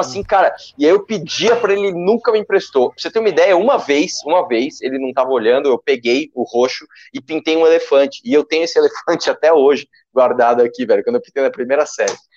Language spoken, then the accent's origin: Portuguese; São Paulo, Brazil; eu sou de São Paulo, mas eu tenho empresa em Guarulhos